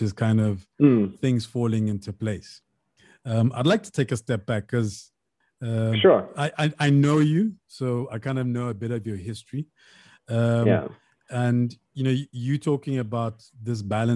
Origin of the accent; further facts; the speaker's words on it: Lesotho; moved away as an adult; also born or lived in Durban / Germany; for those of us who come from Lesotho and also the years that we came from Lesotho.